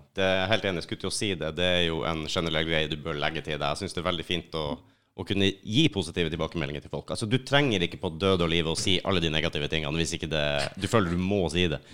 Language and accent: Norwegian; Lakselv, Finnmark, Norway; moved away; Helt oppi Finnmark